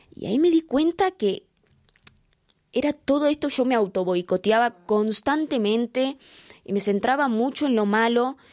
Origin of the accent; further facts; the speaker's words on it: Quilmes, Buenos Aires Province, Argentina; nací en Quilmes, en Argentina